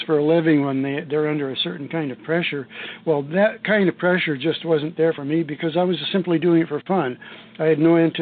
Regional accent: Ludington, Michigan, United States; I grew up in Ludington, Michigan, I was in the class of 1957

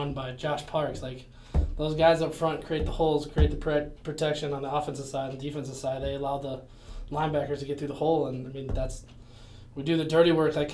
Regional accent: Chicago, Illinois, United States; moved away as an adult; also born or lived in Minnesota; I was born in Chicago, Illinois, downtown life.

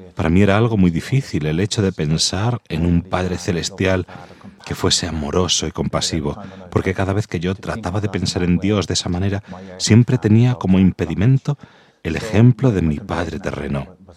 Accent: Dublin, Leinster, Ireland; moved away; Nací y me crié en Dublín

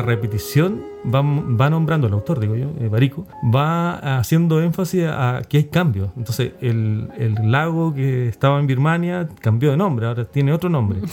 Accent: Chile; nuestra colonia chilena

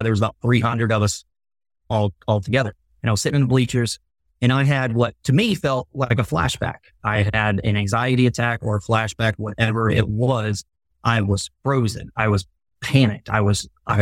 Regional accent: Long Beach, Mississippi, United States; moved away as an adult; also born or lived in Japan; I grew up on the Mississippi Gulf Coast, Long Beach

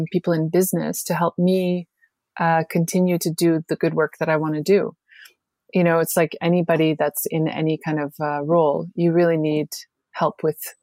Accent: Canada; moved away as an adult; I grew up in Canada, but I left in my early 20s

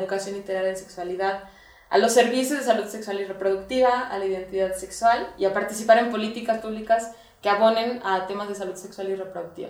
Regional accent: Guadalajara, Jalisco, Mexico; yo soy de Guadalajara

